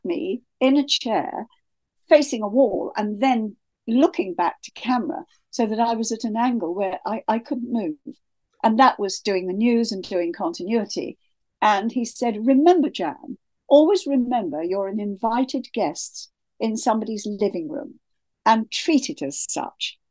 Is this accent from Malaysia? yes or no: no; Kent, South East England, United Kingdom; moved away; also born or lived in Sydney, Australia; I am English, born in Kent